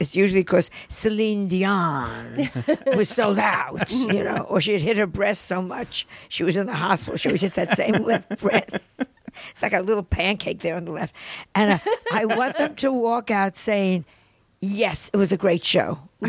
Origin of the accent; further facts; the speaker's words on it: United States; we're American comedians.